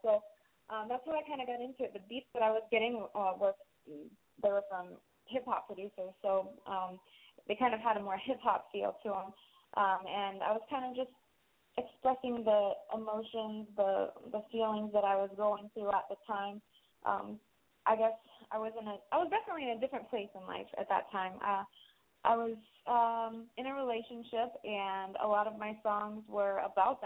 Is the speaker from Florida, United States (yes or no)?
yes; Jacksonville, Florida, United States; I'm from Jacksonville, Florida.